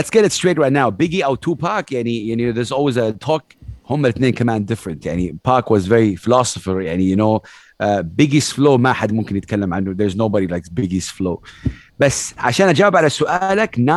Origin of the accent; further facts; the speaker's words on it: Saudi Arabia; ربيت في السعوديه تعلمت ثقافه الهيب هوب شويه ليت 2007